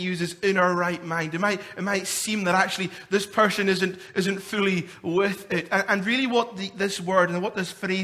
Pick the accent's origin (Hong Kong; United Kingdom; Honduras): United Kingdom; Scotland; me being a Scottish man